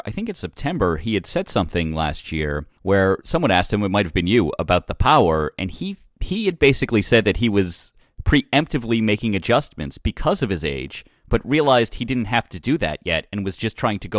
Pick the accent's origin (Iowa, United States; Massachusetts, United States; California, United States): Massachusetts, United States; Boston; I'm a Boston fan. I grew up in Boston.